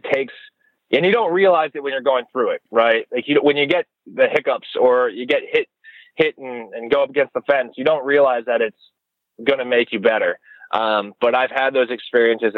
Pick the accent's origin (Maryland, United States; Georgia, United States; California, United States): Maryland, United States; Annapolis; also born or lived in Delaware; So I'm an East Coast guy. I was born in Annapolis, Maryland.